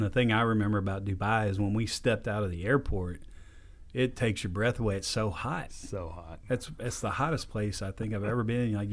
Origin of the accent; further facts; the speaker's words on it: Katy, Texas, United States; born there; now in Corsicana, United States; Yeah, um, but I was born in Katy. I was born in Katy, Texas